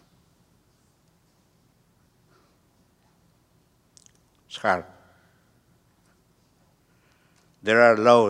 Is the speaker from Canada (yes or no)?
no; Peru; moved away as an adult; also born or lived in Guatemala / Harlingen, Texas / Houston, Texas; now in United States; I'm from Peru